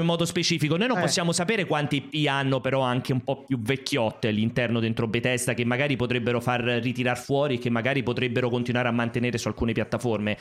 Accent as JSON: {"language": "Italian", "town": "Anzio", "region": "Lazio", "country": "Italy", "said": "io faccio una fatica a non dire materazzo come dicono dalle mie parti ad Anzio"}